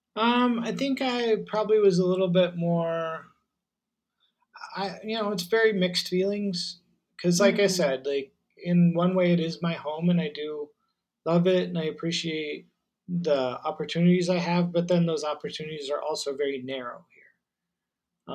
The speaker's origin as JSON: {"language": "English", "country": "United States", "tie": "born or raised there", "first_language": "English", "moved": "as an adult", "lives_now": "Taiwan", "said": "I'm an American and I grew up there"}